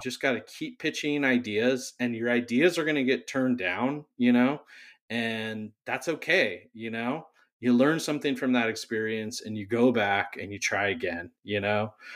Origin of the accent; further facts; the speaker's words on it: Whittier, California, United States; also born or lived in San Diego; now in Long Beach, United States; I grew up in Whittier.